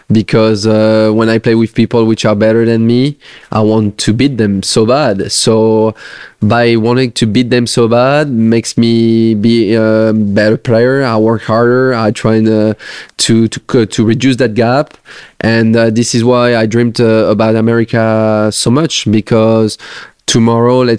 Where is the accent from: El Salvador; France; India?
France; English is a second language; share some moments with uh, the other French players.